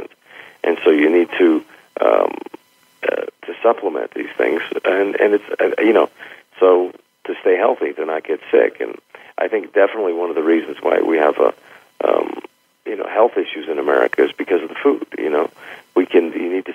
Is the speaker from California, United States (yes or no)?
yes; San Francisco, California, United States; I'm from San Francisco